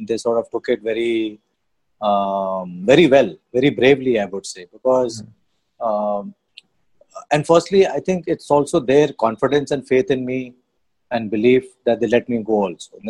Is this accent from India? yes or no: yes; Sivasagar, Assam, India; I'm from Sibsagar.